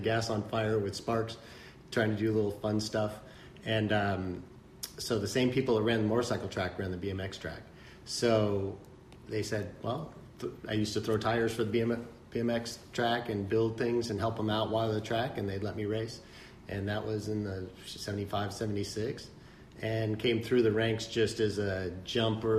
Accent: La Mesa, California, United States; also born or lived in Las Vegas; I actually was born down here at Sharp Hospital and grew up, I could ride my bike to Rancho. I grew up in La Mesa.

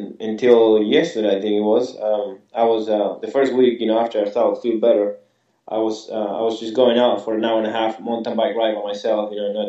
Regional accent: Argentina; English is a second language; moved away; I was in Argentina, and obviously I'm from Argentina

